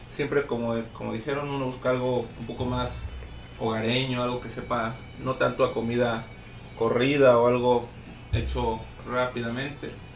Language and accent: Spanish; Guanajuato, Mexico; moved away as an adult; also born or lived in Chiapas; yo soy de Guanajuato